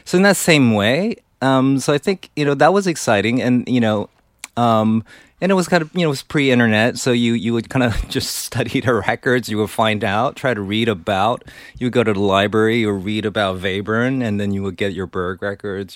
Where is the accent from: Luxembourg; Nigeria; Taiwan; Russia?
Taiwan; moved away as an adult; also born or lived in New York; Yeah, I grew up in Taiwan. Came here for college.